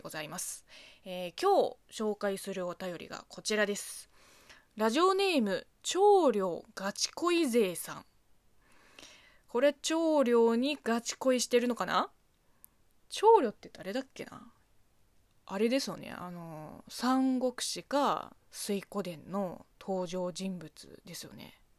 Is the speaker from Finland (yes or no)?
no; China; Japanese is a second language; moved away as an adult; now in Japan; 中国生まれ中国育ち